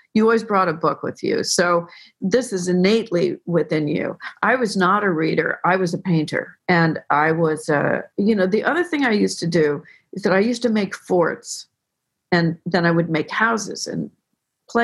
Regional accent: Tiburon, California, United States; born or raised there

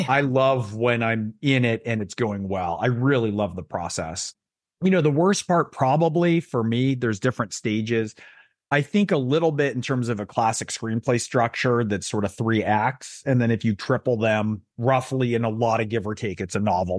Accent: Silicon Valley, Bay Area, California, United States; I grew up in Silicon Valley, I grew up in the Bay Area

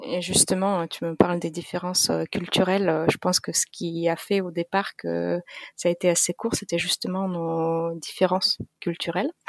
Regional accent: Russia; moved away as an adult; now in France; Je suis d'origine russe. Je suis née en Russie

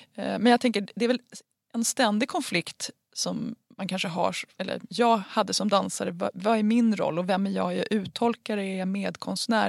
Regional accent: Huddinge, Stockholm County, Sweden; jag är uppväxt i Huddinge

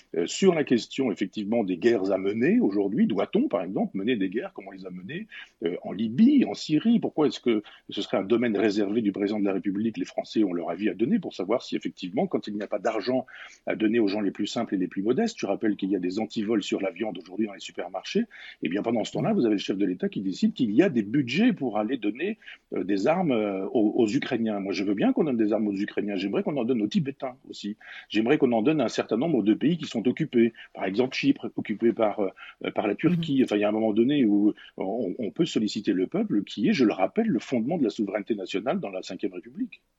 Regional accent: Chambois, Normandy, France; dans mon village natal en Normandie, à Chambois

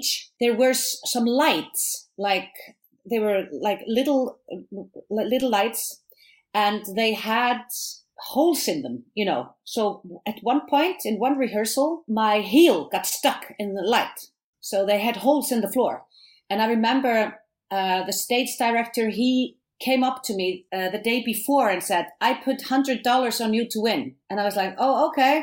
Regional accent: Iceland

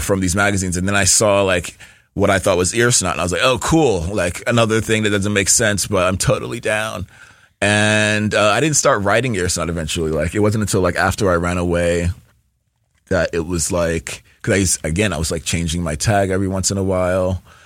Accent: New York, United States; I'm from New York, born and raised, and we moved around a lot

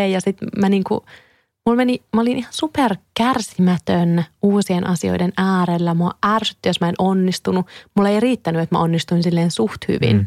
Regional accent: Kouvola, Kymenlaakso, Finland; mä oon Kouvolasta kotoisin ja siellä mä olin tosi paljon lapsena

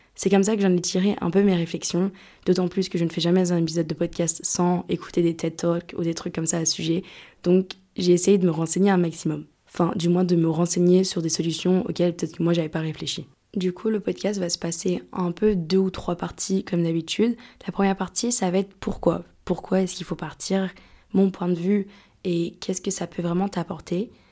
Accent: France; born or raised there; moved away as an adult; also born or lived in Lyon; now in Greece

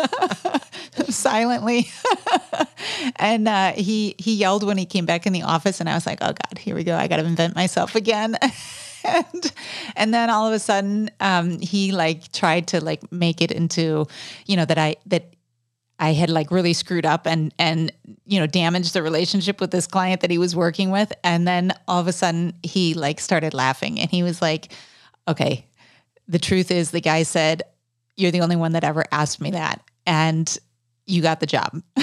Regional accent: United States; moved away as an adult; also born or lived in South Africa / Venezuela; as an American

